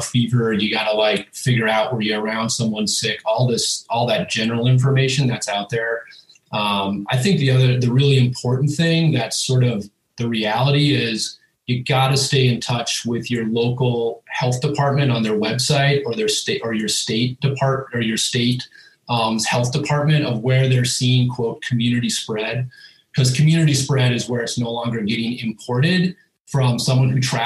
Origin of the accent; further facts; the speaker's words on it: Minnesota, United States; moved away as an adult; also born or lived in Pacific Northwest / Idaho; now in Boise, United States; I'm from Minnesota, grew up whitetail hunting